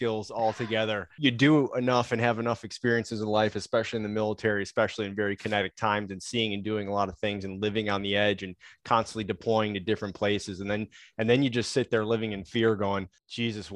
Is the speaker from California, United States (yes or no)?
no; Chicago, Illinois, United States; I grew up in Chicago, Irish Catholic neighborhood.